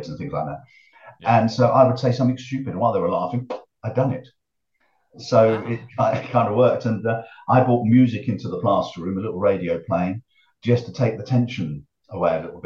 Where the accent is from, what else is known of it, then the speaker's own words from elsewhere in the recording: Harlow, East of England, United Kingdom; also born or lived in Willesden, London; I was born in Willesden in North London, but Dad moved us when I was about 6 to Harlow in Essex.